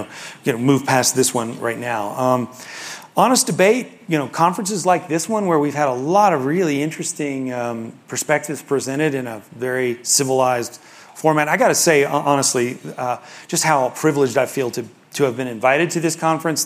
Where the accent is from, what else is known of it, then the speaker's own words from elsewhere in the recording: Memphis, Tennessee, United States; I grew up in Memphis